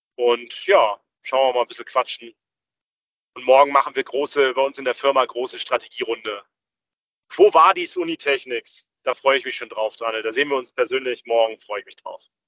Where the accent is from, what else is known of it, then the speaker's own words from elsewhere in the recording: Rostock, Mecklenburg-Vorpommern, Germany; Ich komme aber aus Rostock. Rostock ist meine Heimatstadt